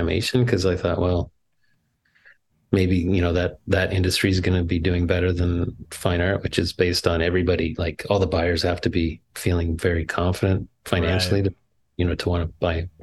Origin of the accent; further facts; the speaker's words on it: Ottawa, Ontario, Canada; the production where I wasn't allowed to help was in my hometown. Like, oh. The animation company was based in Ottawa